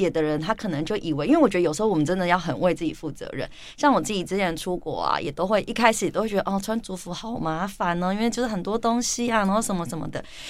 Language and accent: Chinese; Taipei, Taiwan; 但是以我自己来说，我从小在都会区长大， 那以前我都觉得，就是我的都会区的生活跟我的部落生活是平行宇宙、平行世界。